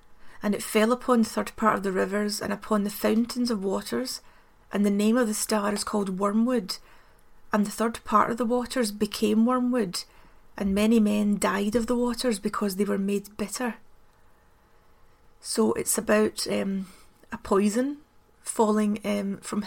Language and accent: English; Glasgow, Scotland, United Kingdom; I'm from Glasgow, and often growing up in Glasgow it seems as though there's only the Catholic and the Protestant.